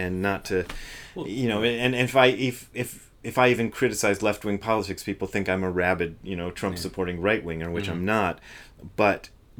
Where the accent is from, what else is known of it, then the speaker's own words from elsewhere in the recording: Akron, Ohio, United States; now in California, United States; I'm from Akron